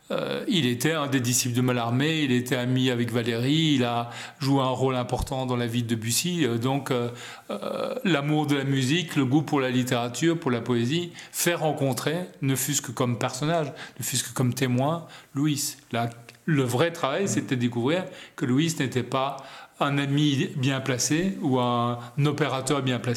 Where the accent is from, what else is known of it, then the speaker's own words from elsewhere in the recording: Belgium; born there; moi aussi je suis né en Belgique par hasard